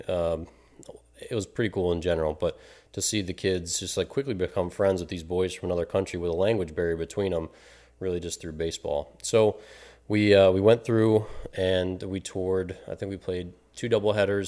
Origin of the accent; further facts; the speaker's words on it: Maryland, United States; now in Illinois, United States; my hometown, Maryland